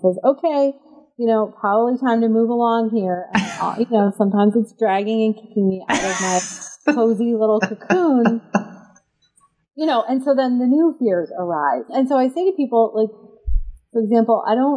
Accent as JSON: {"language": "English", "region": "East Coast of the United States", "country": "United States", "tie": "born or raised there", "said": "I grew up in the East Coast of the United States and to academic parents"}